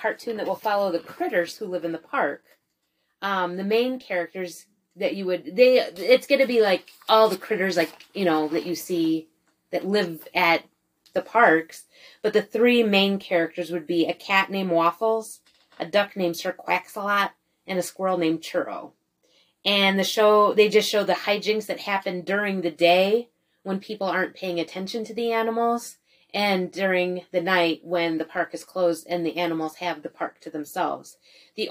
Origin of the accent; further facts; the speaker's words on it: Indiana, United States; moved away; I grew up in a place